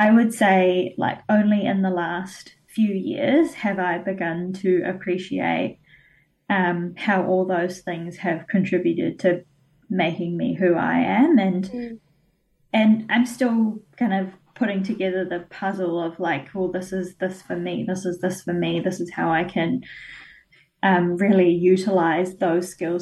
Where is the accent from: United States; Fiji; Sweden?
Fiji; now in New Zealand; I was not from India, I was from Fiji